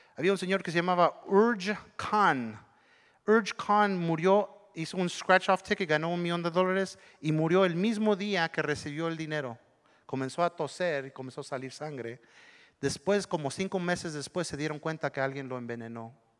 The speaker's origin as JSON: {"language": "Spanish", "town": "Monterrey", "region": "Nuevo León", "country": "Mexico", "said": "Yo soy de Monterrey"}